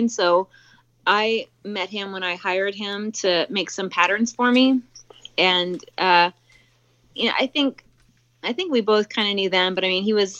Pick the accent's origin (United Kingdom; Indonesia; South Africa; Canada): Canada; moved away; I'm from Canada, so I went to school in Toronto and in Canada